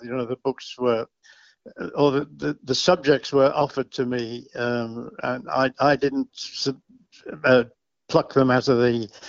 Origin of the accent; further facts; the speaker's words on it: Liverpool, North West England, United Kingdom; Well, I come from Liverpool.